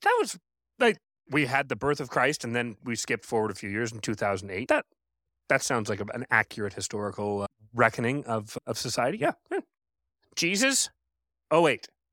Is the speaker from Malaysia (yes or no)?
no; Canada; I'm Canadian